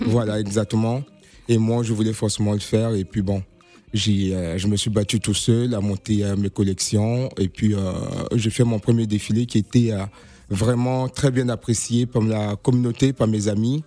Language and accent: French; Côte d’Ivoire; now in Paris, France; mon pays d'origine, la Côte d'Ivoire